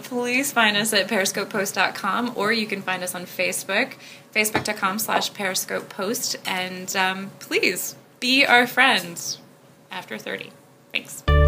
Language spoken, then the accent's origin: English; United States; as an American